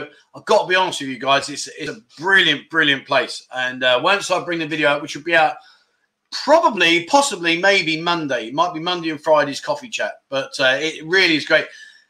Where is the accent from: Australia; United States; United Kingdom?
United Kingdom; London; now in Pattaya, Thailand; I'm from London